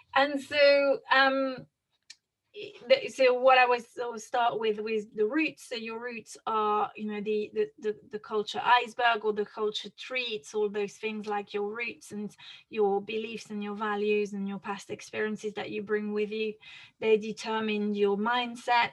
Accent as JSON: {"language": "English", "country": "France", "tie": "born or raised there", "accent": "French", "second_language": "English", "moved": "as an adult", "lives_now": "United Kingdom", "said": "my accent is interesting because I'm French. Uh, mm-hmm. I grew up in France uh, and, and moved to the UK when I was 23."}